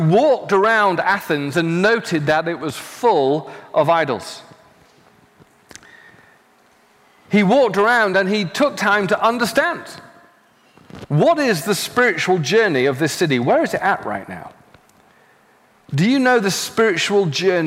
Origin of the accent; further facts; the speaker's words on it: United Kingdom; now in Los Angeles, United States; I'm from the UK, I'm now an American citizen.